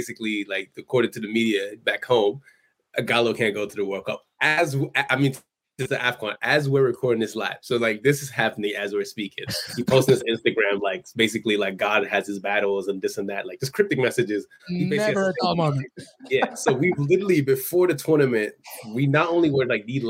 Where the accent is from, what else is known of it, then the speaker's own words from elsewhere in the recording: Nigeria; I'm Nigerian